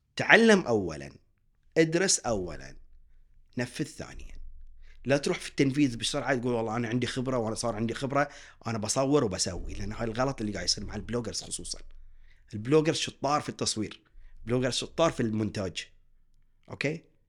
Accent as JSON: {"language": "Arabic", "country": "Bahrain", "said": "احنا كشعب بحريني متعلم مثقف"}